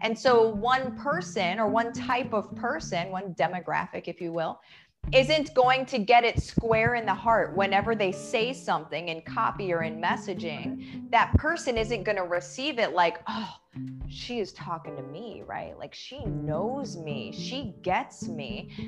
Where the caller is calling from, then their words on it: Winter Garden, Florida, United States; I am in Winter Garden, Florida. So right outside of Orlando.